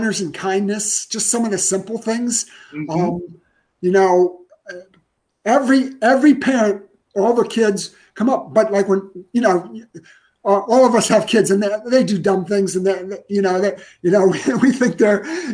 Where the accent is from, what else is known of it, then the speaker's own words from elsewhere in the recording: Ohio, United States; I grew up in Ohio